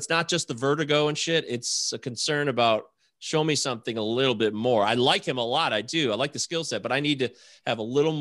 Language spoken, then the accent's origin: English; Detroit, Michigan, United States; I'm from Detroit.